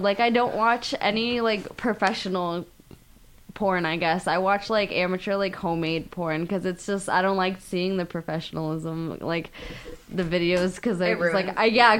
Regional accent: Tampa, Florida, United States; I'm from Tampa. I'm fucking freezing here.

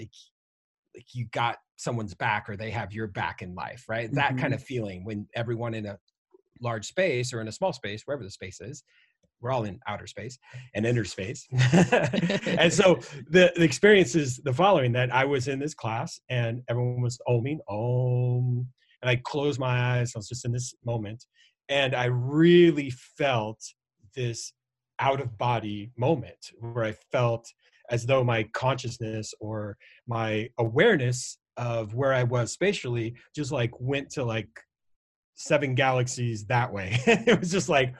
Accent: Iowa, United States; I'm from Iowa and born and raised in the cornfields.

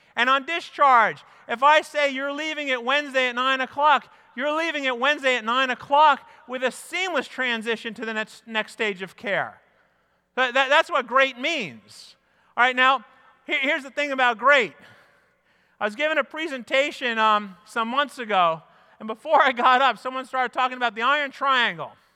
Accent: New York, United States; also born or lived in Midwest; I grew up in New York

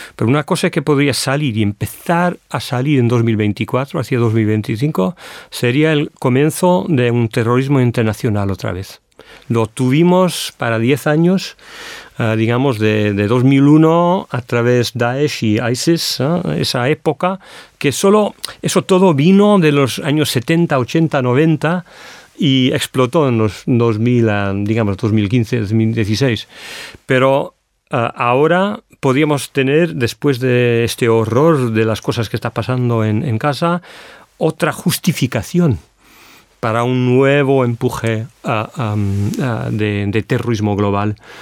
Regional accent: United Kingdom; Spanish is a second language; como europeo, británico, europeo, europeo

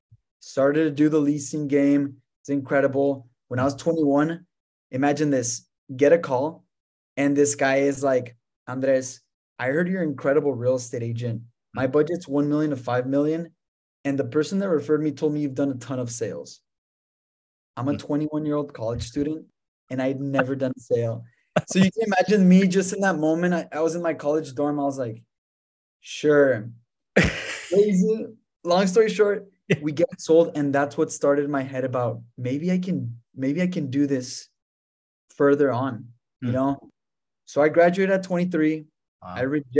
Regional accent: El Paso, Texas, United States; also born or lived in France; I was born in El Paso, Texas. My parents are from Mexico.

